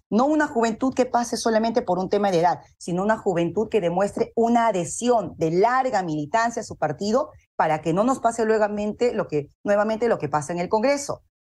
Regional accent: Lima, Peru; yo soy del Porvenir

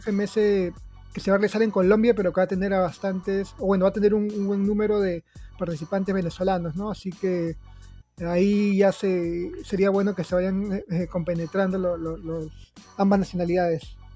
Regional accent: Peru; en Perú estamos

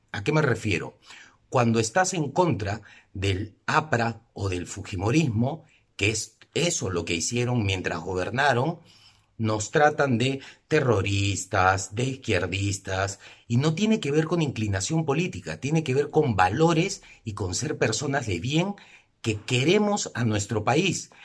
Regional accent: Peru; como peruanos

